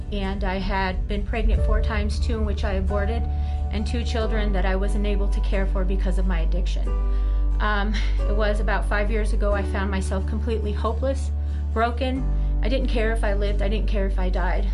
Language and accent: English; Southern California, United States; I was born and raised in Southern California.